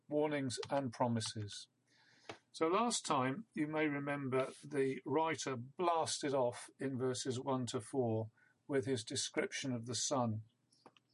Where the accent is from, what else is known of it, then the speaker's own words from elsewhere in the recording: Isle of Wight, South East England, United Kingdom; I grew up on the Isle of Wight